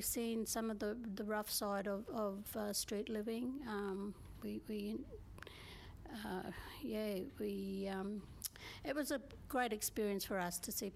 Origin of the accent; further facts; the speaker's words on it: Innisfail, Queensland, Australia; I'm from Innisfail, as Gulladu is